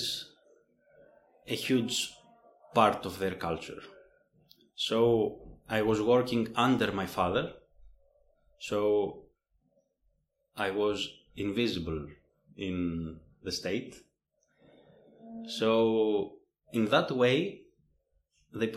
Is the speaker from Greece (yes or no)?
yes; Greece; moved away as an adult; I come from Greece